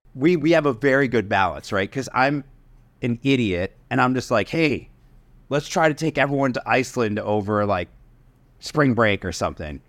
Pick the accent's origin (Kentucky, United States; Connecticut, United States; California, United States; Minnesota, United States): Connecticut, United States; I grew up in Connecticut